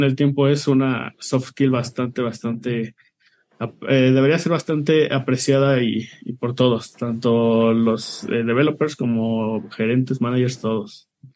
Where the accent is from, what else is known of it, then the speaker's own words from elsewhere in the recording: Mexico City, Mexico; soy de la Ciudad de México.